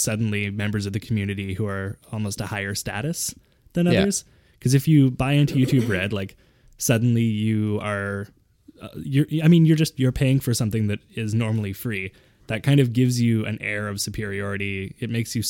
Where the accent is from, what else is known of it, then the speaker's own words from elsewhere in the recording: Canada; I'm a Canadian